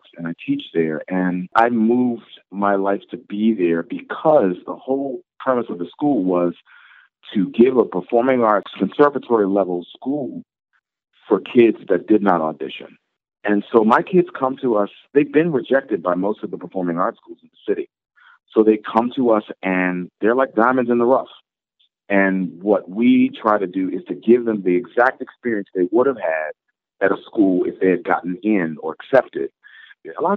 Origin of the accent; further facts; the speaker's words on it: Baltimore, Maryland, United States; a community in Baltimore, my hometown